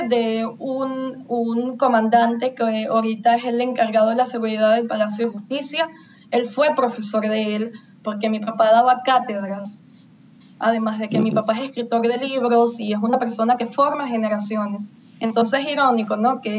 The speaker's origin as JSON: {"language": "Spanish", "country": "Venezuela", "said": "Todos somos venezolanos."}